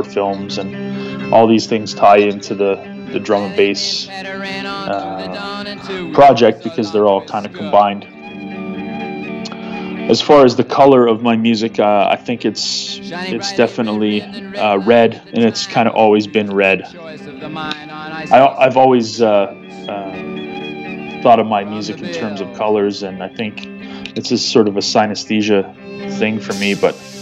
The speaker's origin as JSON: {"language": "English", "country": "Canada", "said": "I'm a Canadian drum and bass artist"}